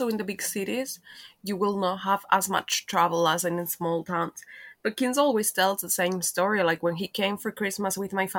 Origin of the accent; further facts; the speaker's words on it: Castellón de la Plana, Valencian Community, Spain; moved away; I'm from Castellón, which is also a little town in Valencia.